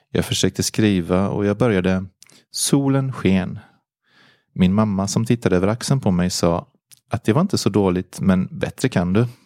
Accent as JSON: {"language": "Swedish", "region": "Auvergne-Rhône-Alpes", "country": "France", "tie": "born or raised there", "lives_now": "Sweden", "said": "Jag är född 1952 i Frankrike, i en liten by i Auvergne. Jag var en mycket lycklig liten pojke. I min familj med fem systrar och bröder och mina föräldrar som var jordbrukare. Jag är alltså uppvuxen på en gård med djur"}